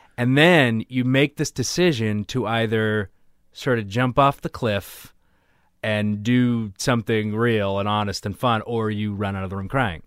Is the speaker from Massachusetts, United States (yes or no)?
yes; Weymouth, Massachusetts, United States; I grew up in Weymouth